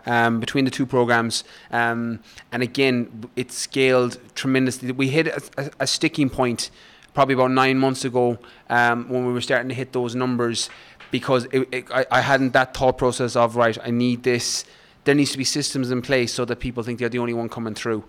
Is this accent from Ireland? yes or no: yes; west of Ireland, Ireland; moved away as an adult; also born or lived in London; I grew up in Ireland, in the west of Ireland. I probably grew I grew up on a farm